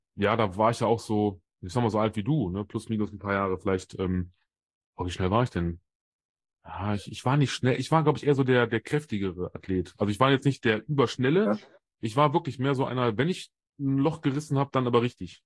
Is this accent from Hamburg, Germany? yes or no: no; Solingen, North Rhine-Westphalia, Germany; hier bei mir aus meiner Heimat in Solingen